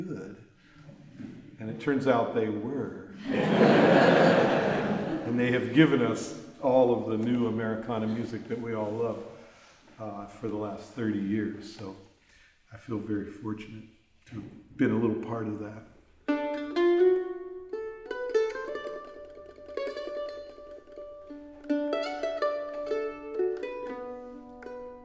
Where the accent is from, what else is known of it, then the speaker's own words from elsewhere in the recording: Florida, United States; now in San Francisco, United States; I grew up in Florida where I got into folk music and bluegrass there